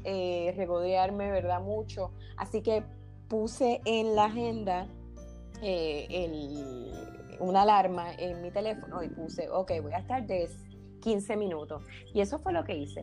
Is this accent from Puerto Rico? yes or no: yes; Arecibo, Puerto Rico; soy arecibeña, puertorriqueña, nacida en el pueblo de Arecibo